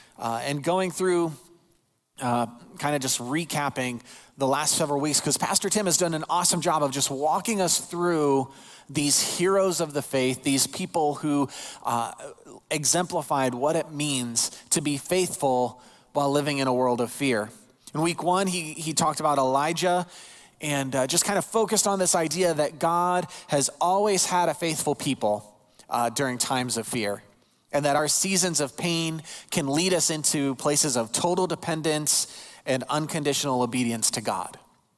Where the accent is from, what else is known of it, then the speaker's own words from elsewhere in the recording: Ohio, United States; born there; also born or lived in Illinois; I was born in Ohio, lived in Illinois, had family in both states, so Indiana was always that long stretch we had to cross.